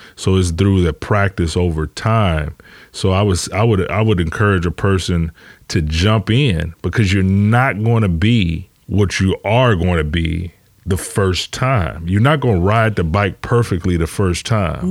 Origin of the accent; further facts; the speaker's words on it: Detroit, Michigan, United States; I'm from Detroit